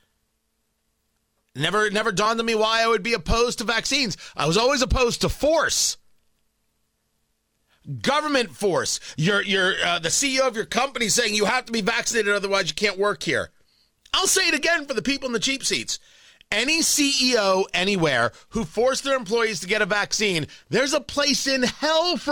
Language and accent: English; United States; I'm an American